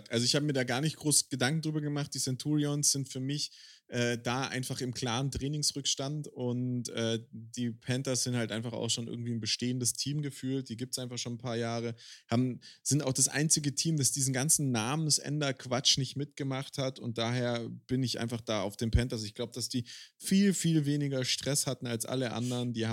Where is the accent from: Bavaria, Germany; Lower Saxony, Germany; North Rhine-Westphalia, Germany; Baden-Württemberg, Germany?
Baden-Württemberg, Germany; oder weil ich halt als Schwabe irgendwie auch für Stuttgart sein muss, zumindest in der ELF.